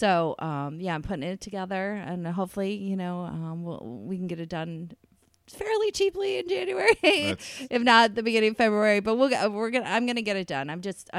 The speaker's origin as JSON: {"language": "English", "region": "New York", "country": "United States", "tie": "born or raised there", "said": "My hometown area in upstate New York."}